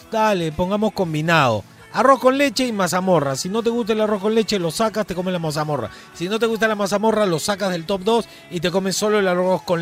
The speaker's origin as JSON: {"language": "Spanish", "region": "Lima", "country": "Peru", "said": "Yo, soy de Miraflores, ya."}